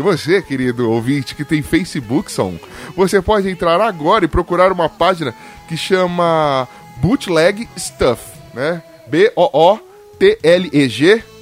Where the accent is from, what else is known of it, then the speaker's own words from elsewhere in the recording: São Paulo, Brazil; eu sou de Itaquera, zona leste de São Paulo